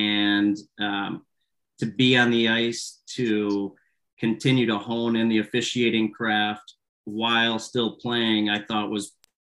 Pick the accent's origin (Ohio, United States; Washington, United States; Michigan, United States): Michigan, United States; Traverse City; So was playing all throughout youth hockey in Traverse City, Michigan, my hometown.